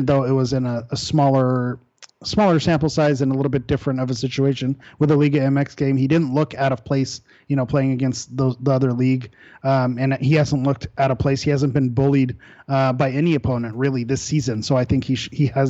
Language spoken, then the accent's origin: English; Southern California, United States; growing up in Southern California and growing up around a lot of Mexican Americans